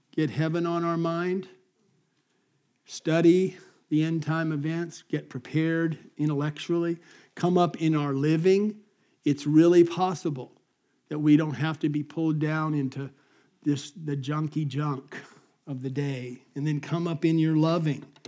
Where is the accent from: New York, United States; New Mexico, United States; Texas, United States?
New Mexico, United States; Albuquerque; growing up in Albuquerque in the desert of New Mexico